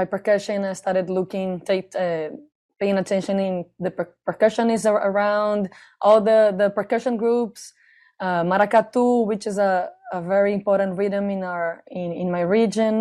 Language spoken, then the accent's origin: English; Recife, Pernambuco, Brazil; I'm from Recife